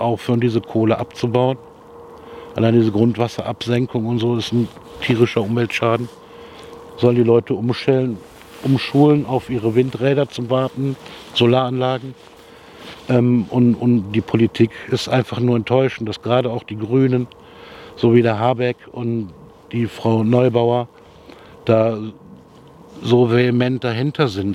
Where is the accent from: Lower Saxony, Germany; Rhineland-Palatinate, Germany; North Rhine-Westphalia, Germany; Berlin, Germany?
North Rhine-Westphalia, Germany; Jülich; ich komme aus Jülich, äh, gebürtiger Jülicher